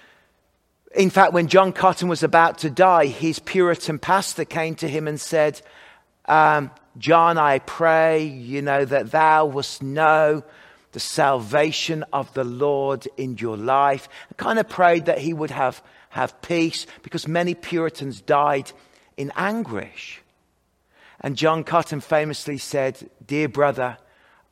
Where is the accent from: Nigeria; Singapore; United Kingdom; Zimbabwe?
United Kingdom; Kidderminster, West Midlands; moved away; Richard Baxter from my hometown, Kidderminster, just 6 miles away from where I lived